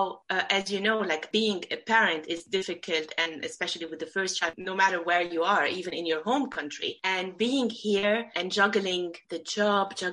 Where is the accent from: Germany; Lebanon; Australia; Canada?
Lebanon; Beirut, Beirut Governorate; moved away as an adult; also born or lived in Abu Dhabi, United Arab Emirates; now in London, United Kingdom; I grew up in Beirut. It's the capital of Lebanon